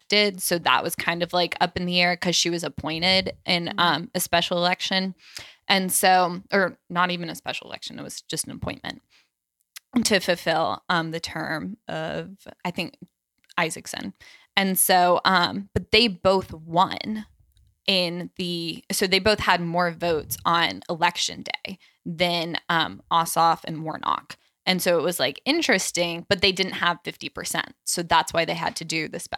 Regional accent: Atlanta, Georgia, United States; I'm from Atlanta and Atlanta's blue

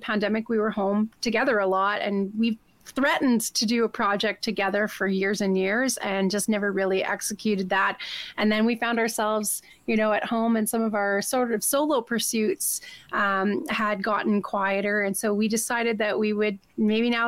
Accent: Swan River, Manitoba, Canada; now in Calgary, Canada; I'm actually from Swan River, Manitoba

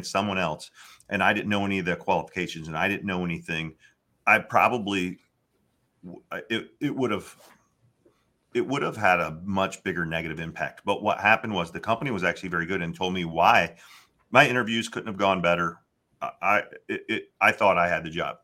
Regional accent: Florida, United States; moved away as an adult; now in Cleveland, United States; I grew up in Florida

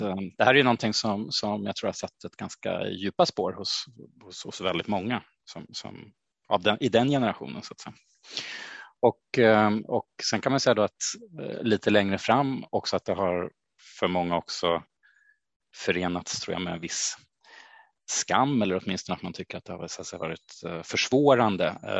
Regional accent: Stockholm, Stockholm County, Sweden; jag är född och uppvuxen i Stockholm

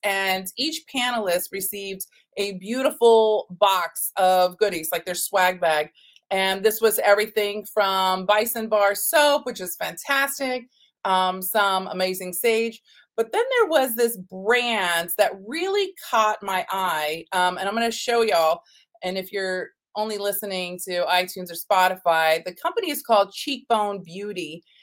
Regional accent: Texas, United States; also born or lived in New York City; growing up in Texas, that I'm my family is actually Native American

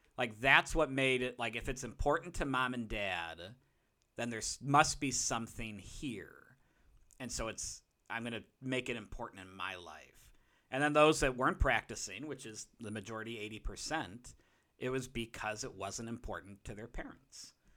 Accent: Chicago, Illinois, United States; a Chicagoan

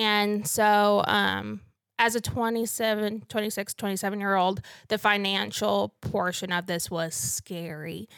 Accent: North Missouri, United States; moved away as an adult; also born or lived in Stillwater, Oklahoma; now in Canyon, United States; I'm actually from North Missouri

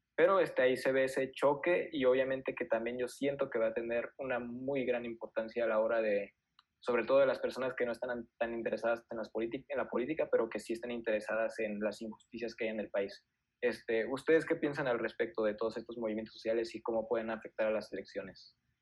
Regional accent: Mexico; nosotros somos mexicanos

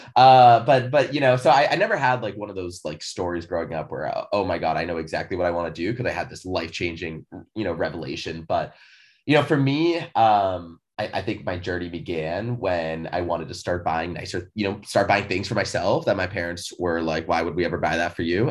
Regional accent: Seattle, Washington, United States; also born or lived in California; born and raised in Seattle

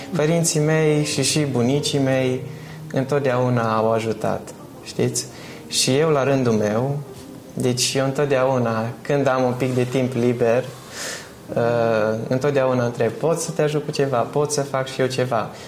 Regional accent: Bistrița, Bistrița-Năsăud, Romania; now in United Kingdom; Bistrița, localitatea noastră

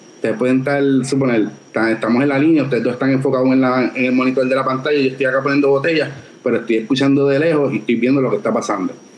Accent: San Juan, Puerto Rico; also born or lived in Coamo; yo nací en San Juan, pero toda mi familia de parte de madre, esta es, es de Cobamo

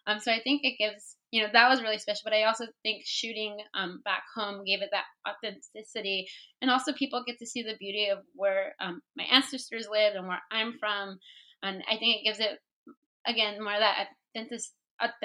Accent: Humboldt County, Northern California, United States; moved away as an adult; also born or lived in Washington, D.C.; I'm from Northern California, so where I grew up was on a bluff, and there's the bay on one side and the ocean on the other

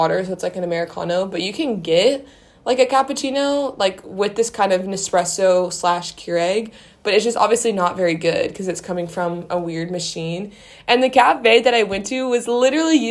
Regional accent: Missouri, United States; moved away as an adult; now in Vienna, Austria; I'm from Missouri

